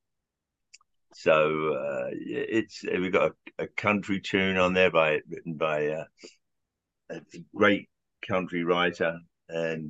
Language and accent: English; London, United Kingdom; moved away as an adult; now in United States; When I was growing up in Southwest London